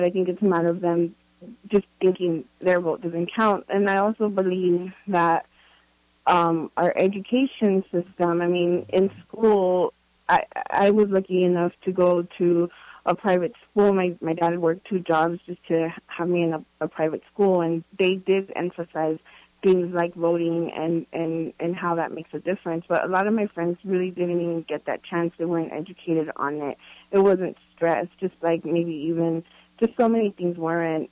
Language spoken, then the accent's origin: English; Los Angeles, California, United States; I'm originally from Los Angeles